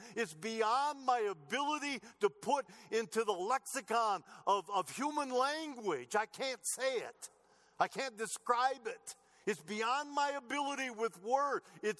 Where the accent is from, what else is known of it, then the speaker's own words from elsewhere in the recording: United States; born there; I was born in America.